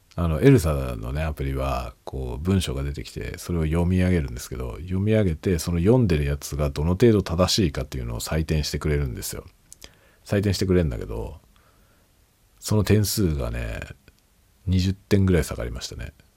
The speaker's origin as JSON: {"language": "Japanese", "country": "Japan", "first_language": "Japanese", "said": "今僕はねネイティブ日本語なので日本人で日本語がネイティブ"}